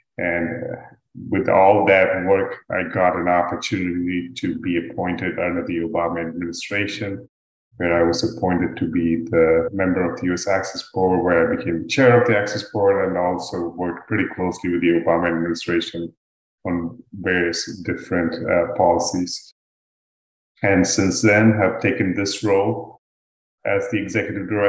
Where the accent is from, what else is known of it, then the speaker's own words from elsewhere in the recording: Dubai, United Arab Emirates; moved away as an adult; also born or lived in India; now in United States; I'm originally from India. I grew up in Dubai, and then I came to the US